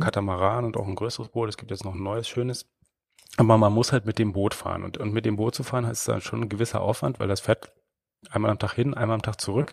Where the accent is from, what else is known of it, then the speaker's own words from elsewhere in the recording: Germany; now in Baden-Württemberg, Germany; ich komme aus dem klassischen mm, Niemandsland so in der Mitte, ja. ich sag mal so, so irgendwo dazwischen Berlin und Hannover